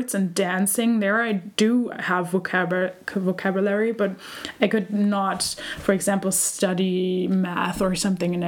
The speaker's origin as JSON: {"language": "English", "country": "Germany", "tie": "born or raised there", "first_language": "German", "second_language": "English", "said": "I grew up here in Germany"}